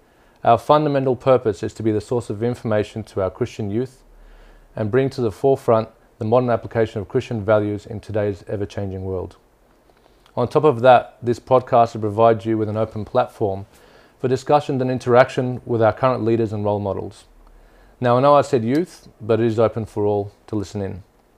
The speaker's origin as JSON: {"language": "English", "town": "Brisbane", "region": "Queensland", "country": "Australia", "tie": "born or raised there", "also_born_or_lived": "Mosul, Iraq", "said": "I was born in Mosul, Iraq, and my family are from a little town called Al Qosh, and my family migrated here to Australia when I was just 7 years old."}